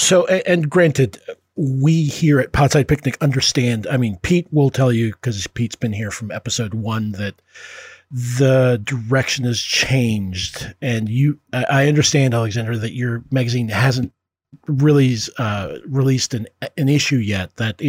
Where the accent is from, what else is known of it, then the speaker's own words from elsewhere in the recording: Puerto Rico; now in United States; I can't really cop to being a full immigrant because I came here from Puerto Rico